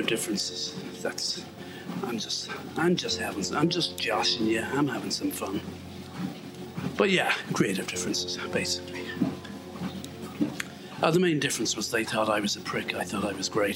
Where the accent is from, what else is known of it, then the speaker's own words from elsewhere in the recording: Northern Ireland, United Kingdom; I'm from Northern Ireland